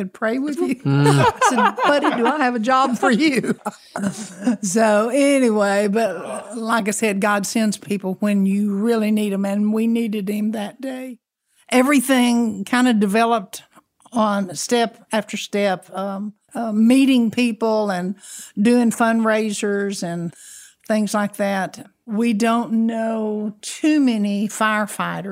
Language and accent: English; Harlingen, Texas, United States; I'm from Harlingen, Texas